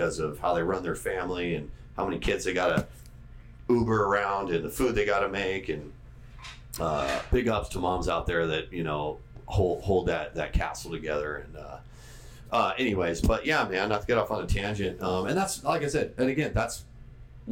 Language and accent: English; San Diego, California, United States; being born and raised in North County, San Diego